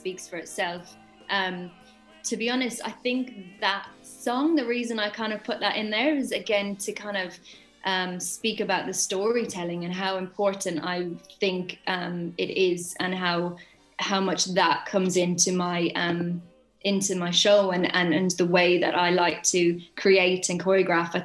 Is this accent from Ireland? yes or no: yes; Ireland; moved away; back in my hometown, back in Ireland.